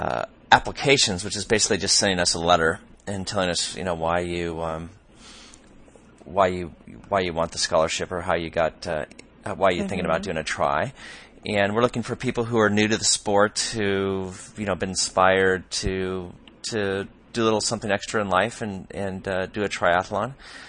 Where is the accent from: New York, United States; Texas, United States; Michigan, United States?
Michigan, United States; I found a sprint try on August 13th in Onsted, Michigan, not far from my hometown. I currently reside south of Chicago.